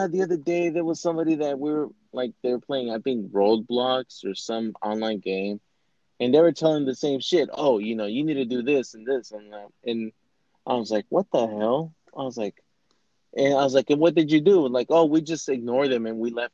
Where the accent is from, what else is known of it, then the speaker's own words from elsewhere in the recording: Oregon, United States; I grew up in Oregon